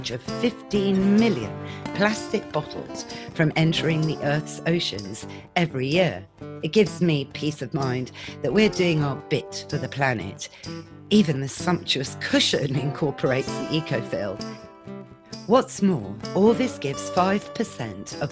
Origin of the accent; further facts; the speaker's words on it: Shropshire, West Midlands, United Kingdom; I was brought up in Shropshire